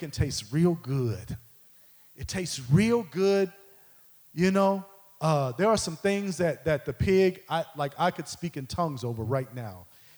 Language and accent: English; Midwest, United States; I grew up in the Midwest